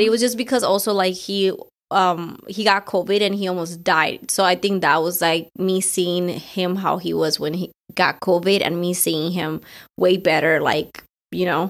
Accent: Colombia; moved away; it was the first time that I was going back to my country after, like, eighteen years

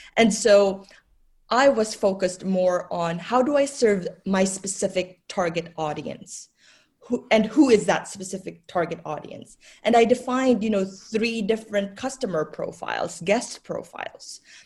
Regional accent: Philippines; moved away; when I was growing up in the Philippines, uh, my grandmother owned a coffee shop

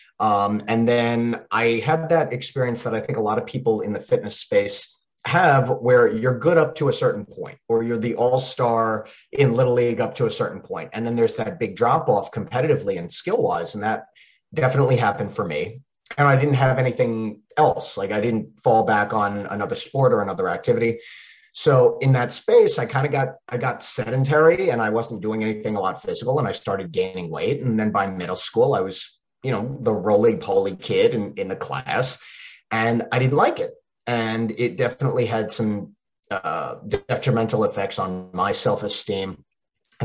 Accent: Long Island, New York, United States; accent: Long Island; now in Charlotte, United States; I grew up on Long Island, and as I talk quicker and faster and get more excited, that Long Island accent might actually come out

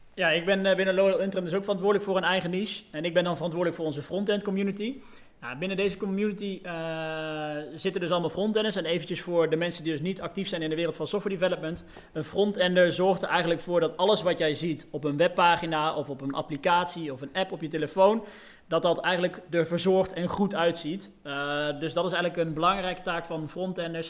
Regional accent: Deventer, Overijssel, Netherlands; moved away as an adult; also born or lived in Arnhem / Den Bosch; now in 's-Hertogenbosch, Netherlands; Uiteindelijk ben ik op mijn eh, vijfde verhuisd naar, uh, naar Deventer, waar ik tot mijn eh, zeventiende heb gewoond

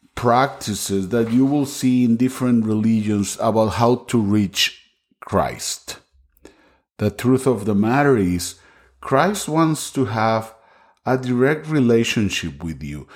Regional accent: Costa Rica; English is a second language; now in Las Vegas, United States; I'm originally from Costa Rica. That's why my English sometimes is not perfect

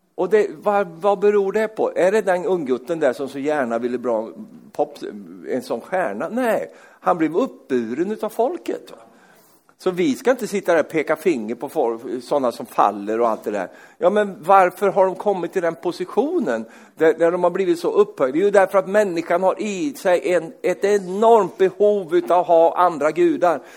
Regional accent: Sweden; Jag är ju svensk

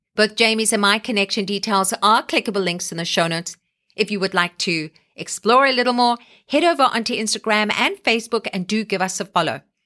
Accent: South Africa; now in Canada

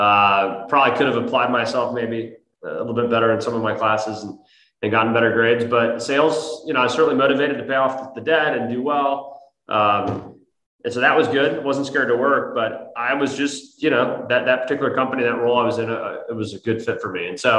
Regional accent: Dayton, Ohio, United States; moved away; I am not from Texas. I actually originally from the Midwest. So I grew up in Dayton, Ohio, you know, blue collar town in Ohio, Midwest, and good upbringing, big family

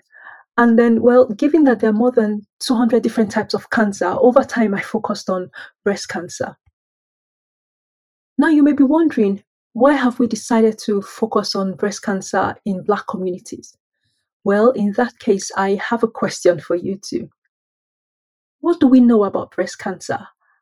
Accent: Nigeria; moved away as an adult; now in United Kingdom; I was born and raised in Nigeria by middle-class parents

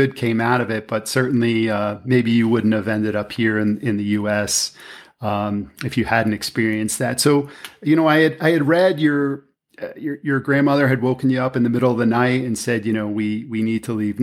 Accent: New Jersey, United States; I grew up in New Jersey

